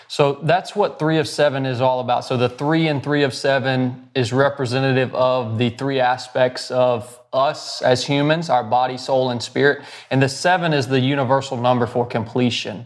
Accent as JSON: {"language": "English", "region": "North Georgia", "country": "United States", "tie": "born or raised there", "said": "I was born and raised in North Georgia"}